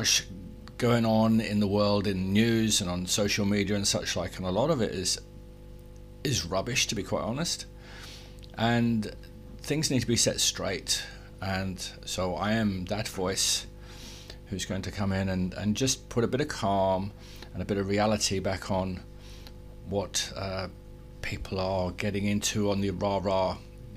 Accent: England, United Kingdom; I was born in England, not Great Britain, not Britain, not the UK, but in England. I was brought up there

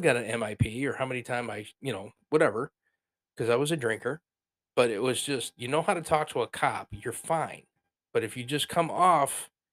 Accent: Bay City, Michigan, United States; I come from Bay City

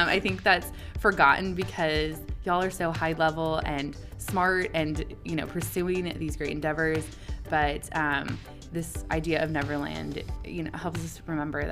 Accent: Massachusetts, United States; also born or lived in California; I was born in California, but I actually grew up in Massachusetts

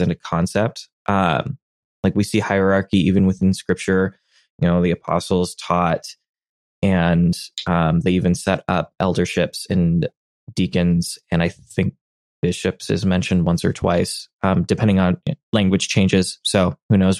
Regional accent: United States; as an American in my culture

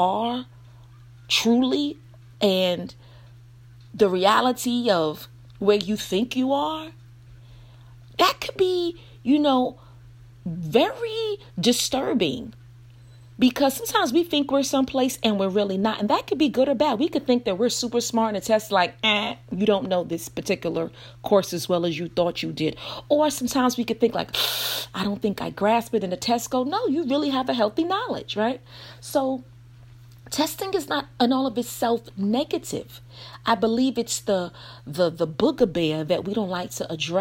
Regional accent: Brooklyn, New York, United States; I'm from Brooklyn

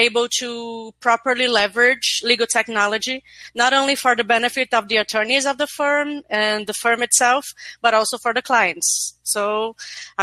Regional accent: Fortaleza, Ceará, Brazil; I'm a lawyer from Fortaleza, Brazil

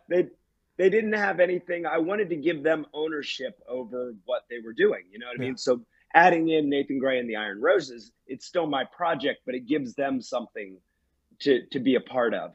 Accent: United States; I've become an advocate in my hometown with Cecil Solidarity

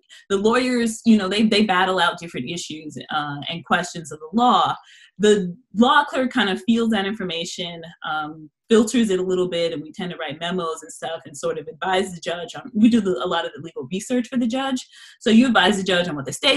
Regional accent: Los Angeles, California, United States; moved away; I'm originally from Los Angeles, California.

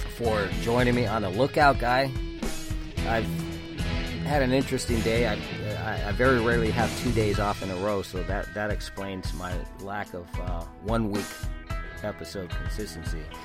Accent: California, United States; also born or lived in Oregon / Virginia; my home state of California

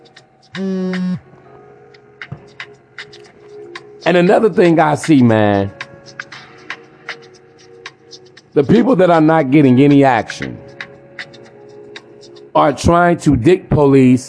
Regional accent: United States; I'm American born and bred

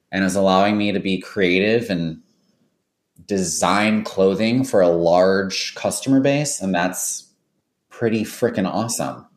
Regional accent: Milwaukee, Wisconsin, United States; I've found something in my hometown where I love living

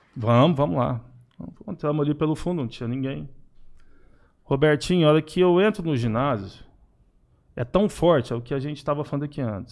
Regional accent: Araguari, Minas Gerais, Brazil; Eu sou natural de Araguari.

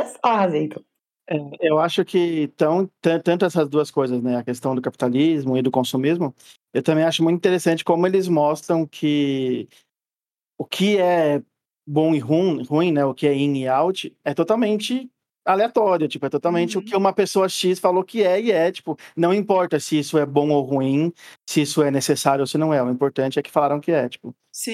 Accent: Brazil; como bom brasileiro que odeia roupa pesada e quente

